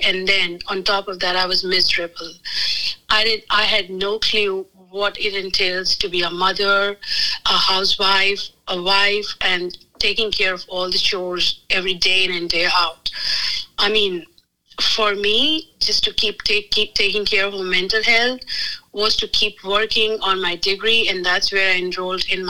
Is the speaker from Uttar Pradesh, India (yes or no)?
yes; Agra, Uttar Pradesh, India; moved away as an adult; now in United States; I was born and raised in Agra, India